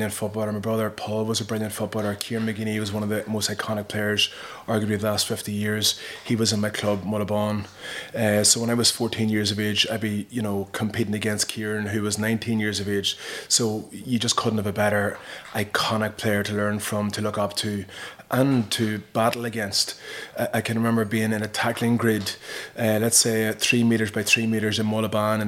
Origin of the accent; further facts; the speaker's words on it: Slieve Gullion, South Armagh, Northern Ireland, United Kingdom; I'm from Slievegullion in South Armagh. Grew up in the middle of the Troubles.